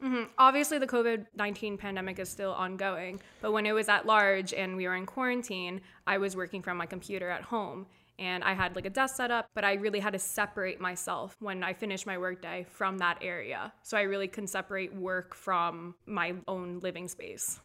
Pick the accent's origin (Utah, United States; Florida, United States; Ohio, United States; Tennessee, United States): Florida, United States; Delray Beach; also born or lived in Boca Raton; I was born and raised in Delray Beach, Boca Raton